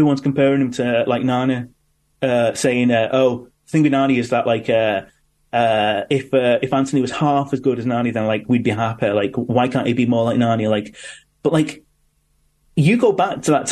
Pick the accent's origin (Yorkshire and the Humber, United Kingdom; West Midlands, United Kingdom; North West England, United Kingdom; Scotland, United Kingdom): North West England, United Kingdom; Manchester; I was born in Manchester and had all these passions and got into Manchester music and Manchester culture